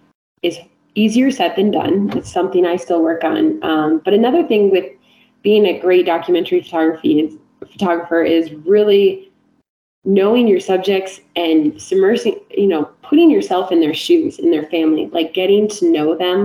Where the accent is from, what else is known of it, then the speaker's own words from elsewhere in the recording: South Dakota, United States; moved away; I grew up in the Midwest, so like in South Dakota